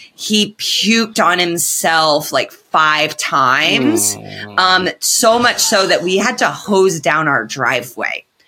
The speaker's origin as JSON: {"language": "English", "region": "Indiana", "country": "United States", "said": "I'm from Indiana."}